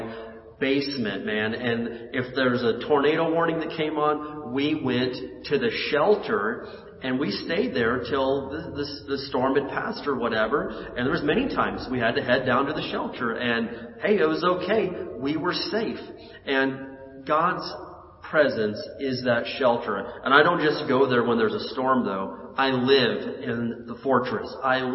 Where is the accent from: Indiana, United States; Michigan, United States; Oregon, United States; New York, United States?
Indiana, United States; moved away as an adult; now in California, United States; growing up in Indiana, we had tornadoes. And my senior year of high school, a tornado came and took the roof off of the school